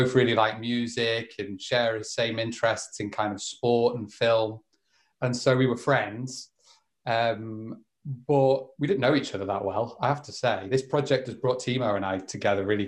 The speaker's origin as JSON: {"language": "English", "town": "Liverpool", "region": "North West England", "country": "United Kingdom", "tie": "born or raised there", "also_born_or_lived": "Madrid, Spain", "moved": "as an adult", "said": "I'm back in the northwest of England for the foreseeable. So yeah, that's where I grew up in Liverpool"}